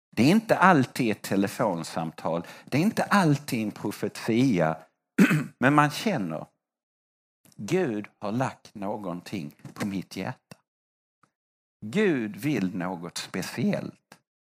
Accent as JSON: {"language": "Swedish", "country": "Sweden", "said": "Jag är svensk"}